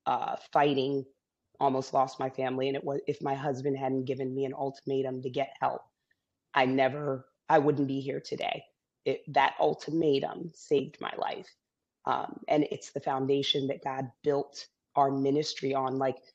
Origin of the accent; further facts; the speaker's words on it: Zambia; born there; I was born in Zambia. I'm biracial. My dad was Caucasian American.